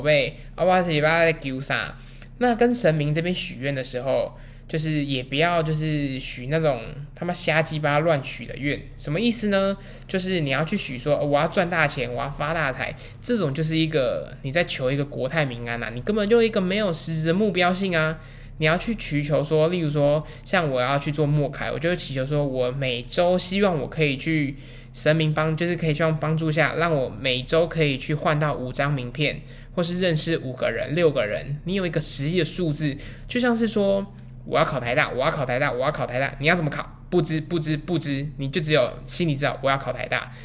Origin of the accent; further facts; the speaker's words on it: Taiwan; 我们台湾